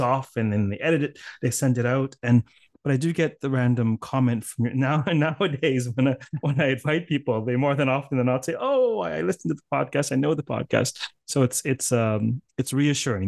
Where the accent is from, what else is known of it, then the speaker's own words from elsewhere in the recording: Canada; accent: Canadian; my impoverished Canadian accent